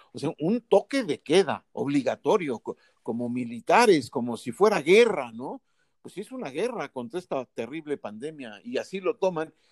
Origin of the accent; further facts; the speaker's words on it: Mexico; nuestro país